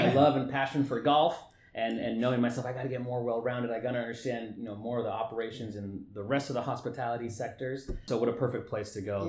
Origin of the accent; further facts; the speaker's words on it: Hollister, California, United States; I'm originally from Hollister, California, born and raised there. I had the pleasure of being able to come back home after going to school.